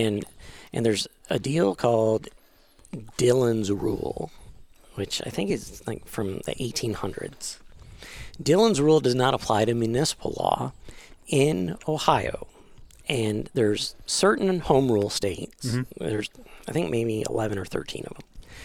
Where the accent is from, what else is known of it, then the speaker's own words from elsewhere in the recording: Canada; moved away; I grew up in Canada